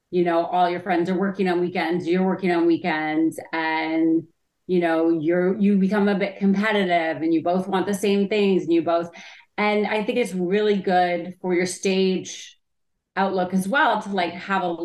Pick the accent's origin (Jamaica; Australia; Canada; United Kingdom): Canada; Well, I mean, I started when I was like 18.